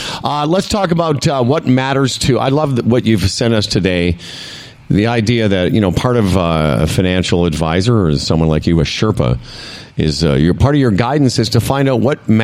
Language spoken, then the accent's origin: English; Moose Jaw, Saskatchewan, Canada; where I grew up in Moose Jaw